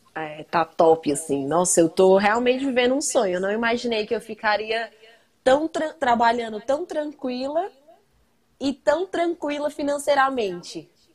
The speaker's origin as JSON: {"language": "Portuguese", "town": "Brasília", "region": "Federal District", "country": "Brazil", "lives_now": "Planaltina, Brazil", "said": "Eu sou de Brasília, moro em Planaltina."}